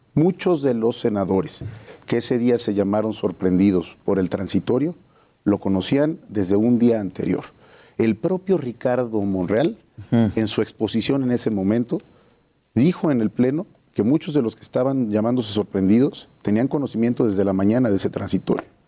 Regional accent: Oaxaca, Mexico

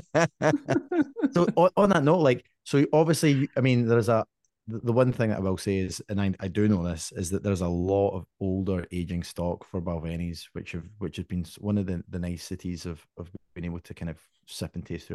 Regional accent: Scotland, United Kingdom; me with my family growing up in Scotland

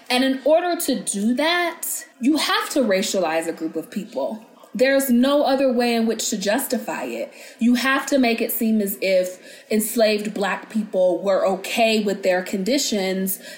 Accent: United States

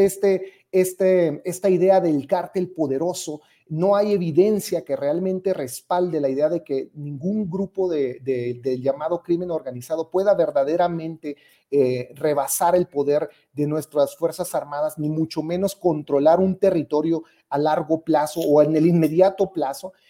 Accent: Ciudad Juárez, Chihuahua, Mexico; Mi ciudad, yo soy originario de Ciudad Juárez

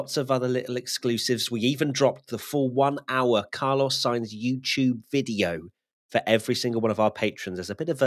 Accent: United Kingdom; We're British

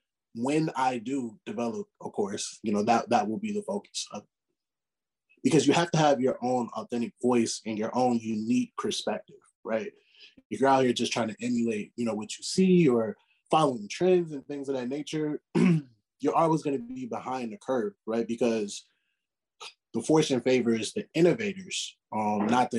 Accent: Chicago, Illinois, United States; growing up in Chicago

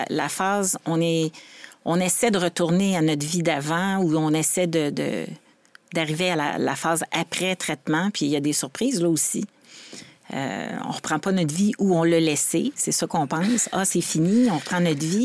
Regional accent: Laval, Quebec, Canada; also born or lived in Montreal; je suis née à Montréal, j'ai déménagé à Laval vers 5 ans tout fait le primaire, secondaire, collégial

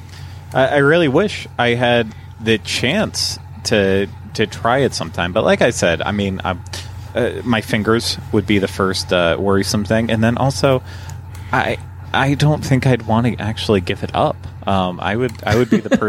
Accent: Pennsylvania, United States; when I was growing up in Pennsylvania

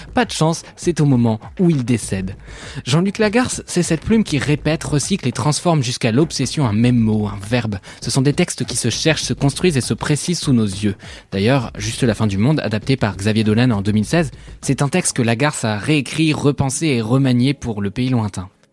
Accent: Switzerland; Parce que je suis suisse

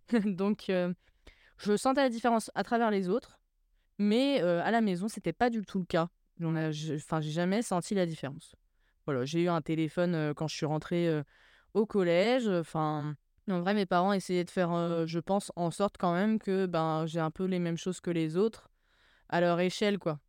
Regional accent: Troyes, Grand Est, France; also born or lived in Grange-l'Évêque; je suis née à Troyes, et on a vécu dans un petit village qui s'appelle grange lévêque qui est juste à côté de Troyes

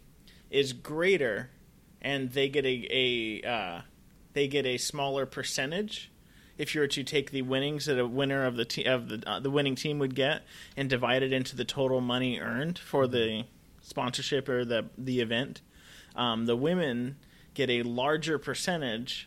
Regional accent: Los Angeles, California, United States; I'm a young Jew from Los Angeles, born and raised

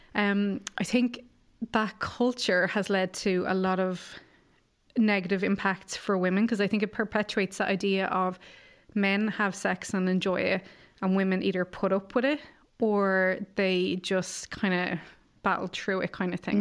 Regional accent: Ireland; growing up in Ireland

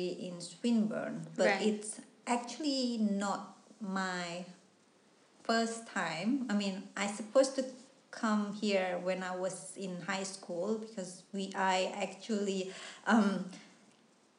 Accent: Indonesia; English is a second language; moved away as an adult; now in Melbourne, Australia; I came from Indonesia. I actually live in a small town

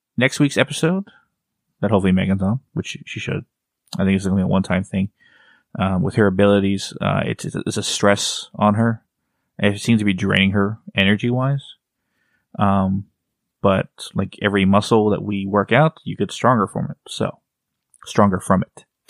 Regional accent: Texas, United States; I'm from Texas

